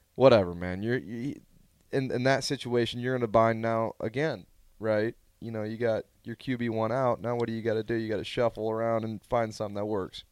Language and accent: English; Omaha, Nebraska, United States; I'm from Omaha